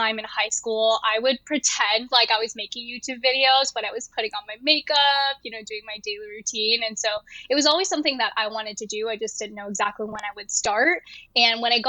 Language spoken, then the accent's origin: English; Bay Area, California, United States; also born or lived in Japan / Taiwan; I was actually born in Japan. My family is from Taiwan, and we moved to America when I was 3 years old. And so I grew up in California, in the Bay Area